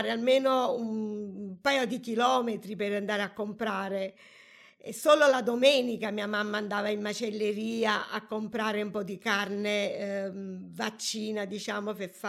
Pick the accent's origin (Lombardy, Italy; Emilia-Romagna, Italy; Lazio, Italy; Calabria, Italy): Lazio, Italy; Atina; born there; Sono nata da Tina, che è un piccolo paese tra le montagne della Ciociaria.